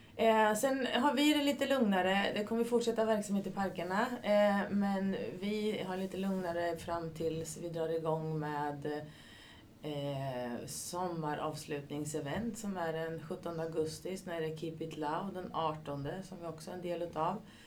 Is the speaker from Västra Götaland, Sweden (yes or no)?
no; Katrineholm, Södermanland, Sweden; moved away as an adult; also born or lived in Linköping; now in Ljungsbro, Sweden; Började min karriär i Katrineholm, där jag är ifrån